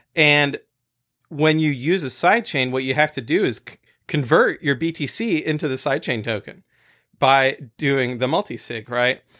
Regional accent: France; moved away; when I was growing up in France

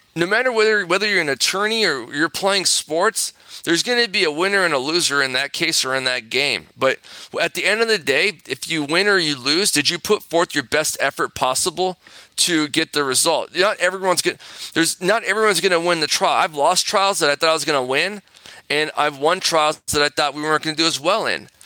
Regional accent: Corona, California, United States; also born or lived in Santa Monica, California; I grew up in Corona, California.

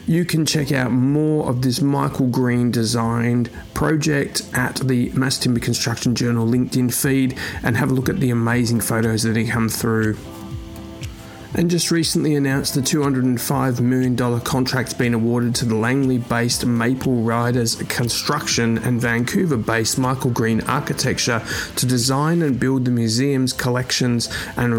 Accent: Australia; moved away; my home country now, Western Australia

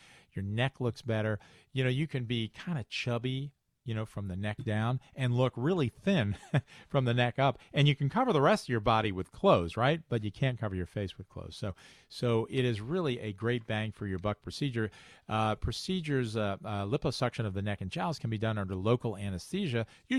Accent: Chicago, Illinois, United States; accent: Chicago; So I call it liposuction. And that's my Chicago accent.

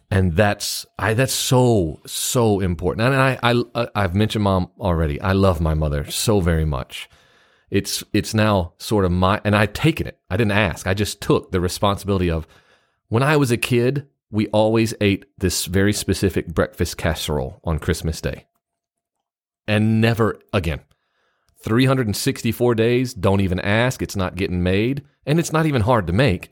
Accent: Memphis, Tennessee, United States; I grew up in Memphis, Tennessee

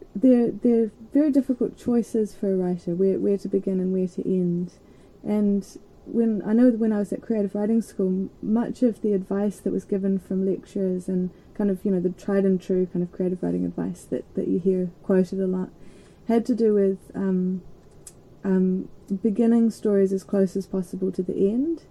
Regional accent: Christchurch, Canterbury, New Zealand; I grew up in Christchurch which is on the east coast of the um, South Island

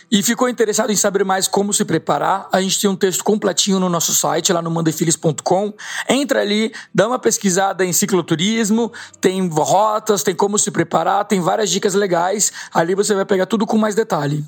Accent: Brazil; eu como brasileiro

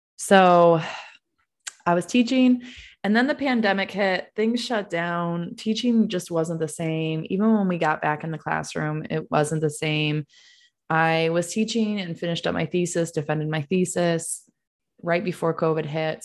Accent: Ithaca, New York, United States; now in Texas, United States; I don't have an accent because I grew up in Ithaca, New York

